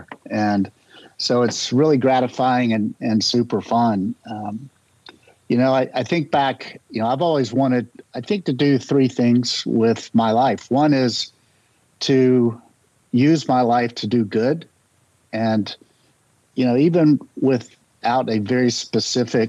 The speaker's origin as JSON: {"language": "English", "town": "Charlotte", "region": "North Carolina", "country": "United States", "tie": "born or raised there", "said": "I grew up in North Carolina."}